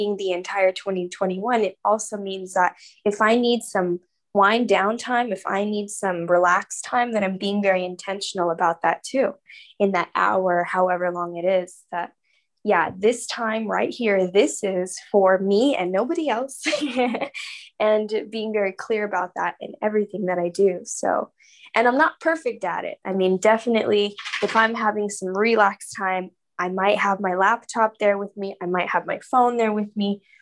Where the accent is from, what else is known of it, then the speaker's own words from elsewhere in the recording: San Diego, California, United States; moved away as an adult; now in Austin, United States; I'm actually born and raised in San Diego, California. That's like my hometown